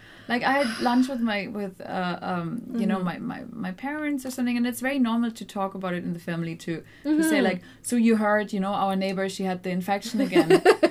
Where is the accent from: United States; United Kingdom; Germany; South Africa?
Germany; I grew up in Germany.